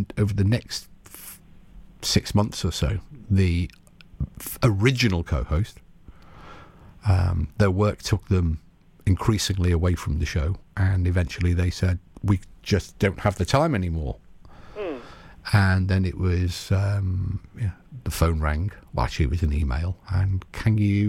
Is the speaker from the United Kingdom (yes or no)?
yes; United Kingdom; accent: British; we are British.